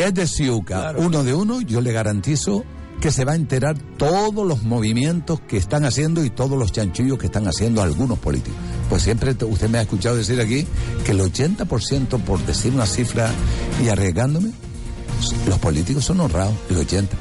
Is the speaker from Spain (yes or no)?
yes; Canary Islands, Spain; el canario cada vez está siendo más marginado